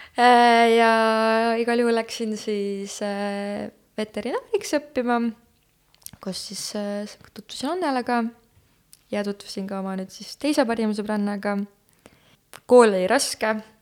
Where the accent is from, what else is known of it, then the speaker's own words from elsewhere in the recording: Tartu, Tartu County, Estonia; moved away as an adult; now in Tallinn, Estonia; ma olen äh, Tartust pärit, see vist juba sai mainimist või ei saanud, ma ei mäletagi juba enam. Äh, jah, põlistartlane